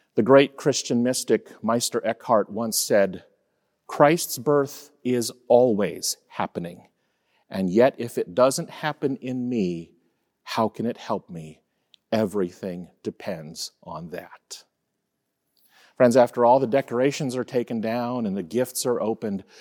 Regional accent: Fort Lauderdale, Florida, United States; I was born on January ninth, nineteen seventy-three, and shortly before that, my mom started having contractions in the small apartment where my parents were living in Fort Lauderdale, Florida

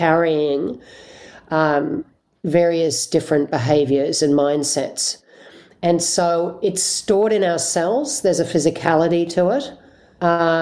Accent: Australia; as an Australian white person

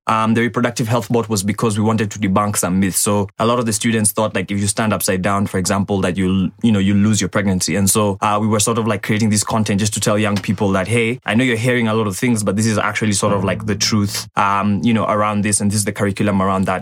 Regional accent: Ongata Rongai, Kajiado County, Kenya; So I grew up in uh, Rongai. uh, that's in Kajiado County

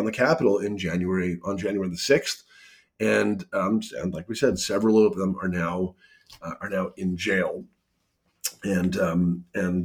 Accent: Canada; I'm a Canadian

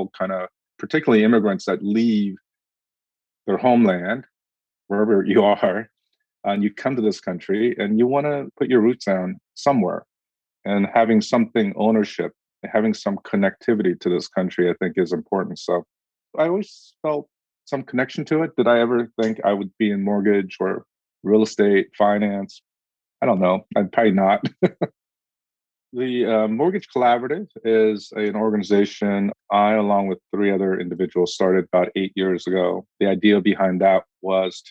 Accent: Orange County, California, United States; moved away as an adult; also born or lived in Korea; now in Washington, D.C., United States; I was born in Korea, but I grew up in Orange County. I spent a good chunk of my life there, and then I moved to D.C.

